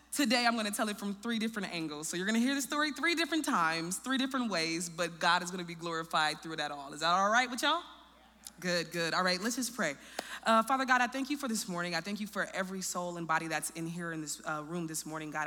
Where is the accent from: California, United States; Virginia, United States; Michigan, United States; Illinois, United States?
Illinois, United States; Peoria; also born or lived in Chicago, Illinois; I was raised in Peoria, Illinois